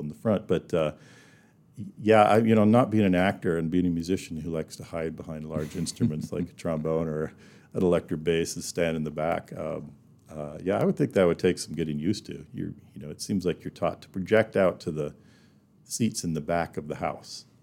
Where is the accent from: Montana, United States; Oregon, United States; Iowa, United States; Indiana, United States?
Montana, United States; Bozeman; moved away as an adult; also born or lived in Jackson Hole, Wyoming / Black Hills, South Dakota; now in Rapid City, United States; I was born in Bozeman, Montana